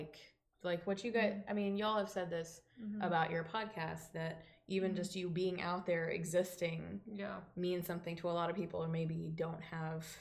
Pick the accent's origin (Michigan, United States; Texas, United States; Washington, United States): Texas, United States; Dallas; born or raised there